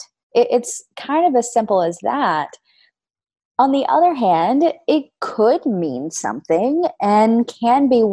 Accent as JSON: {"language": "English", "region": "the South", "country": "United States", "tie": "born or raised there", "said": "I grew up in the South, so in Louisiana, Texas area"}